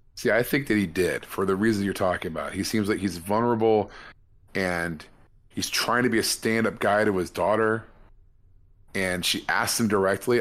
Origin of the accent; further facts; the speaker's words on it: California, United States; as a Californian